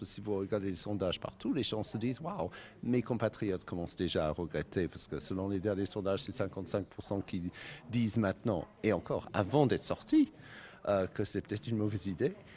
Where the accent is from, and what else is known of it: Cornwall, South West England, United Kingdom; now in France